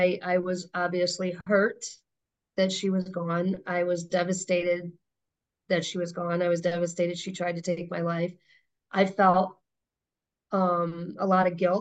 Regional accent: Chicago, Illinois, United States; I was born in Chicago

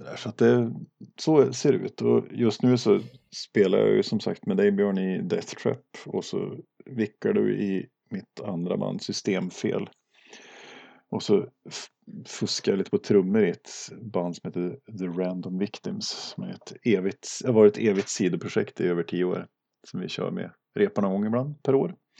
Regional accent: Duved, Jämtland, Sweden; also born or lived in Östersund; now in Arvika, Sweden; född och uppvuxen i, i Duved i västra Jämtland

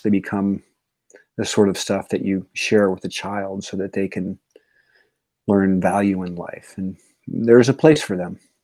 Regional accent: Yosemite area, Northern California, United States; I'm from Northern California, the Yosemite area

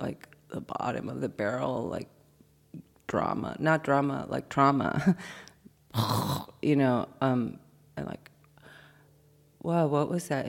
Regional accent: Venezuela; moved away; also born or lived in Mexico; I'm from Venezuela originally. I'm a bilingual, and I've been in Mexico for this last year. I just got back 2 days ago.

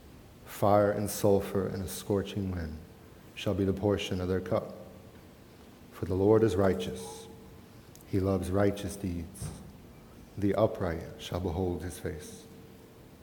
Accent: Florida, United States; moved away; also born or lived in Charlottesville, Virginia / Lake Traverse Reservation; Kate and I grew up in Florida.

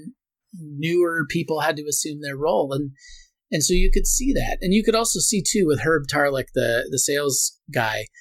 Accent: Portland, United States; I grew up in Portland

